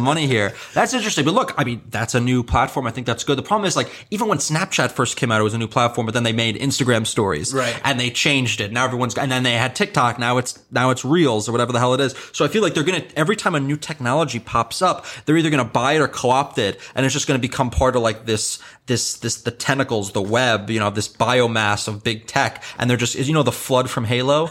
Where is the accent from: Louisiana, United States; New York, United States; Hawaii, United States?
New York, United States; I'm born and raised here